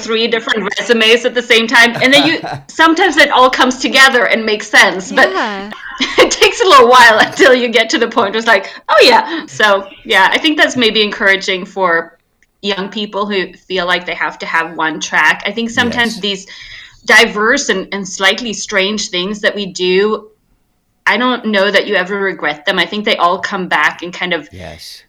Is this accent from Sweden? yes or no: yes; Sweden; moved away as an adult; I grew up in Sweden